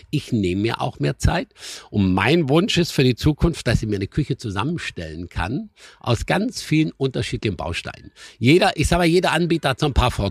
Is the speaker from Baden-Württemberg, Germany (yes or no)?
yes; Schramberg, Baden-Württemberg, Germany; now in Sylt, Germany; ich komme aus dem Schwarzwald und ich war immer ein Kind der Hügel und der Berge